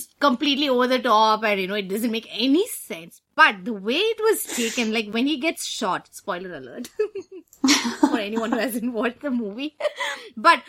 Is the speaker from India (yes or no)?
yes; Delhi, India; moved away; You can't take Delhi out of us